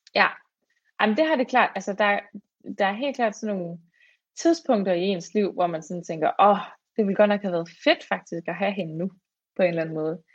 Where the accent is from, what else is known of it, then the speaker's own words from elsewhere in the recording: Fredericia, Southern Denmark, Denmark; jeg er fra Fredericia